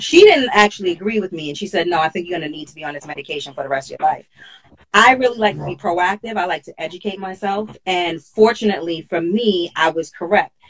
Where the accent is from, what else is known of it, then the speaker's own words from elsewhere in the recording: New York City, New York, United States; I'm from Hollis, Queens